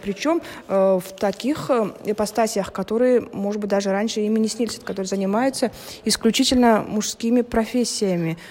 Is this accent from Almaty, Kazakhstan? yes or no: no; Pavlodar, Pavlodar Region, Kazakhstan; я из Павлодара